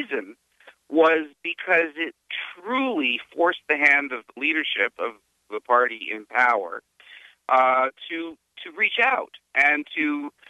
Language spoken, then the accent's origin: English; Canada; now in New Jersey, United States; I'm an American citizen now, and I have been for a number of years, but I grew up in Canada